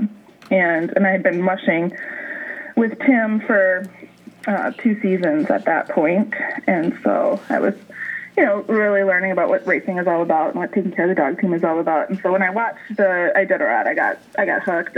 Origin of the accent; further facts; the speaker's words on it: Wisconsin, United States; I grew up in a cabin in the woods in Wisconsin.